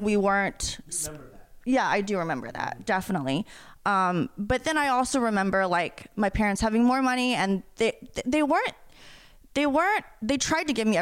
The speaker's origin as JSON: {"language": "English", "town": "Atlanta", "region": "Georgia", "country": "United States", "tie": "born or raised there", "said": "I grew up in Atlanta, Georgia, in like a middle class"}